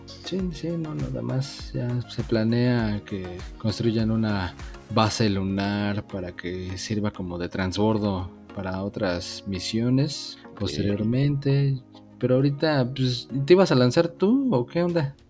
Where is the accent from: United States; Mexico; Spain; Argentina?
Mexico; yo soy mexicano